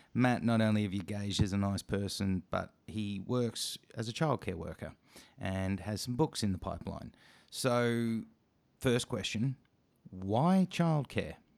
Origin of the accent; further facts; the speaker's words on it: Australia; as a Aussie podcast show